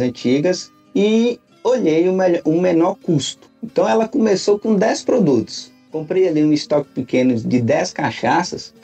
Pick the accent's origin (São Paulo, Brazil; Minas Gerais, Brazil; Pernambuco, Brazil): Minas Gerais, Brazil; Montes Claros; now in Brasília, Brazil; nasci em Montes Claros, norte de Minas, me criei